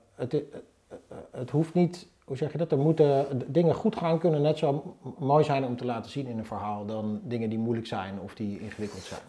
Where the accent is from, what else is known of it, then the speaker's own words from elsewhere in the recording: Zoetermeer, South Holland, Netherlands; moved away as an adult; now in Utrecht, Netherlands; Ik ben opgegroeid in Zoetermeer.